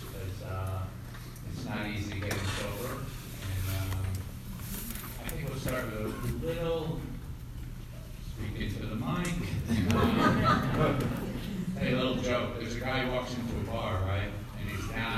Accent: Larchmont, New York, United States; moved away; I grew up briefly in Larchmont, nine kids

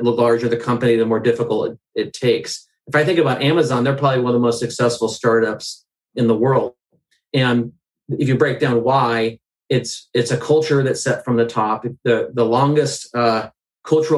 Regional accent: the Northwest, Pacific Northwest, United States; I'm from the Northwest. I'm fourth generation.

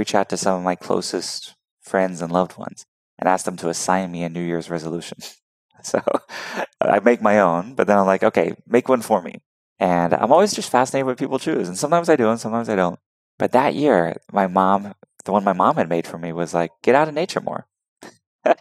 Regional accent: Houston, Texas, United States; I'm from Texas, so people think I'm a country bumpkin, but I really grew up in the cities, and Houston is a huge, thriving metropolis

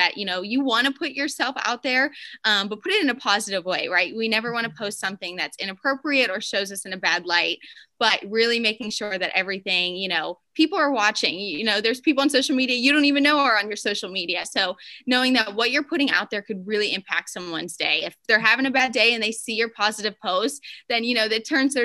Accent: Pennsylvania, United States; moved away as an adult; also born or lived in Alabama; now in South Florida, United States; I'm from Pennsylvania originally

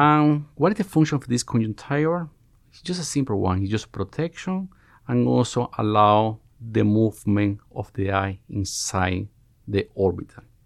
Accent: Cuba; moved away as an adult; now in United States; I'm Cuban. I was born, born and raised in Cuba, where I spent almost all my life.

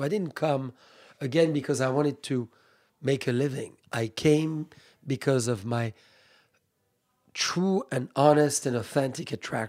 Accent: Burgundy, Bourgogne-Franche-Comté, France; also born or lived in California; In Burgundy, I've made wine all my life.

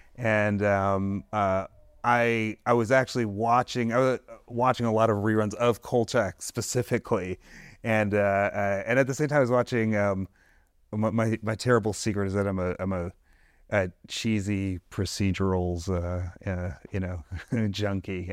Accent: Detroit, Michigan, United States; I'm from Detroit

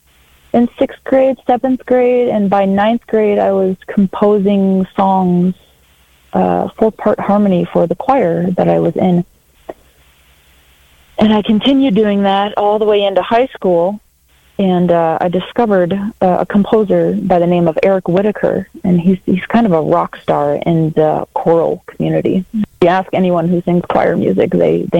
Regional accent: Brainerd, Minnesota, United States; I was born and raised in Brainerd, Minnesota.

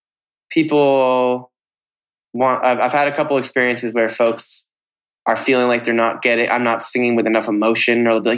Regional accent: Vermont, United States; I think being here in Vermont, where I'm here right now, what's great for me is

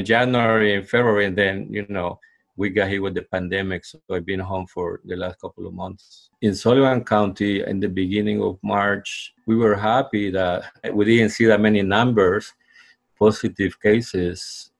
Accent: El Salvador; now in Liberty, United States; I'm originally from El Salvador, and I live in Liberty, New York.

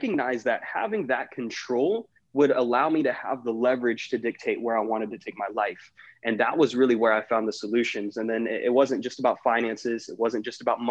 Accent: Jacksonville, Florida, United States; I'm originally from Jacksonville, Florida

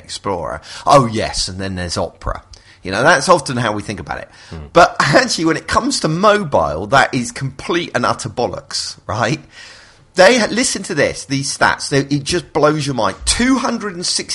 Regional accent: United Kingdom; I'm British

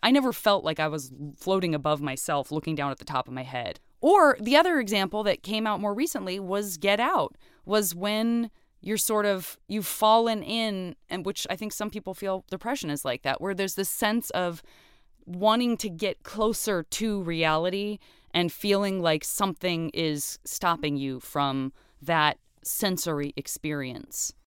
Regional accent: Tucson, Arizona, United States; also born or lived in Flagstaff, Arizona; I grew up in, uh, in Tucson, Arizona.

